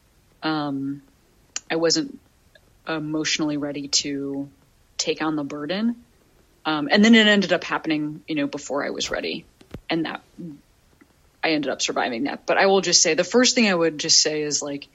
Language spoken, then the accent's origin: English; Chicago, Illinois, United States; Chicago, my hometown.